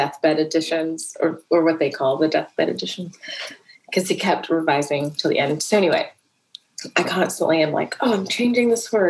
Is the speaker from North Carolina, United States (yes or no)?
no; Atlanta, Georgia, United States; born there; I was born in Atlanta on the day that the first child went missing in Atlanta.